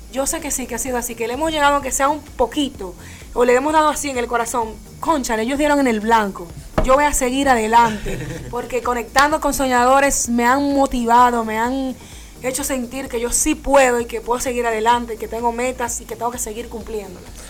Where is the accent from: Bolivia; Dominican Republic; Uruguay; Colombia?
Dominican Republic; moved away as an adult; now in United States; me fui por el área de la comunicación allá en mi país, República Dominicana